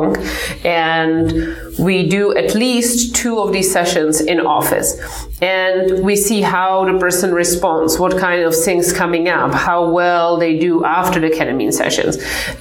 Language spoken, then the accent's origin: English; Czechia; now in United States; So I come from the Czech Republic. I grew up in the communist time.